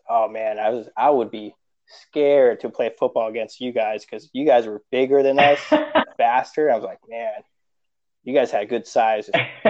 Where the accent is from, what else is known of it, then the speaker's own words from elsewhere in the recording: Covina, California, United States; English is a second language; moved away as an adult; also born or lived in Long Beach, California / Puerto Rico / Hawaii; now in Washington, D.C., United States; I was born in Long Beach, but my parents, we moved to Puerto Rico for a couple of years, then came back. We ended up moving to West Covina, then Covina. And then we literally lived about 5 minutes from Wingate Park.